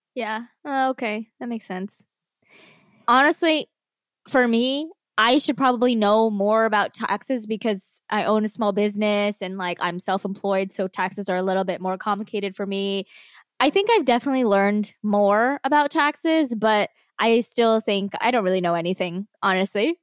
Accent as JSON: {"language": "English", "region": "New Jersey", "country": "United States", "moved": "yes", "said": "We're from Jersey"}